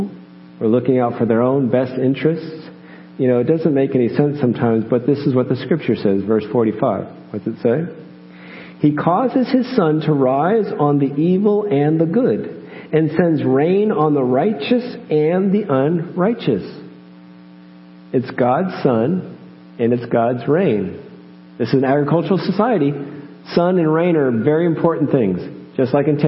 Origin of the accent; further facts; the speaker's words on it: United States; moved away as an adult; I'm American.